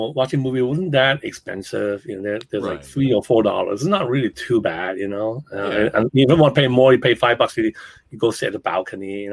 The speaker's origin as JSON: {"language": "English", "country": "Hong Kong", "tie": "born or raised there", "also_born_or_lived": "New York", "moved": "yes", "said": "when I grew up in Hong Kong"}